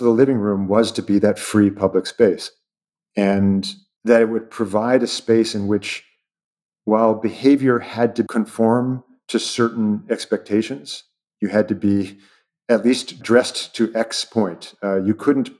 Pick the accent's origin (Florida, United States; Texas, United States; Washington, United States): Washington, United States; Seattle; I'm from Seattle